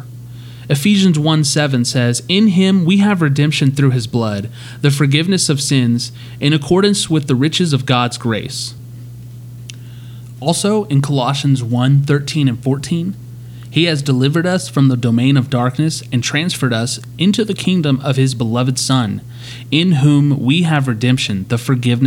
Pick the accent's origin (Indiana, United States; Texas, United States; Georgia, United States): Texas, United States; Amarillo; I'm from Amarillo